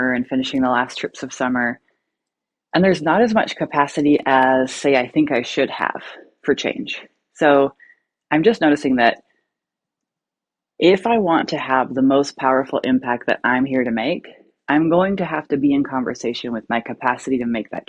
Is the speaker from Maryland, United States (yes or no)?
no; Alaska, United States; now in Oregon, United States; I'm from Alaska. I live in Oregon.